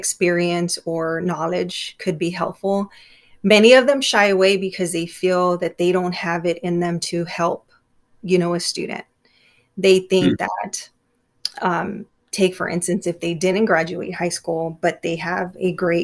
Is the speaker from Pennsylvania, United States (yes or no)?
no; Immokalee, Florida, United States; I grew up in Immokalee